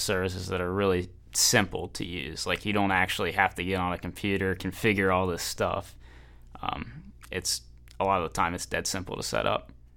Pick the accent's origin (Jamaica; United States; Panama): United States; Northern Kentucky; I am from Northern Kentucky originally